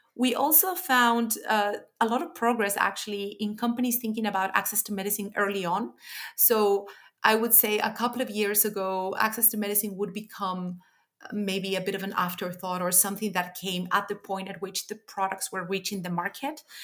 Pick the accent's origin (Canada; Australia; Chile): Chile; moved away; my home country, Chile